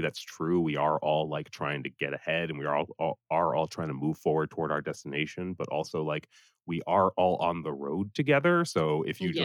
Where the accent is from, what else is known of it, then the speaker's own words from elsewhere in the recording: Providence, Rhode Island, United States; moved away as an adult; also born or lived in Atlanta, Georgia / Boston, Massachusetts; I was born in Providence, Rhode Island. Uh, I lived there until 18.